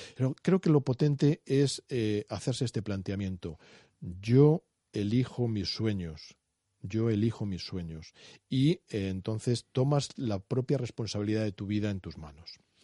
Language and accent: Spanish; Spain; Estamos en una sociedad como la española que es apasionada por naturaleza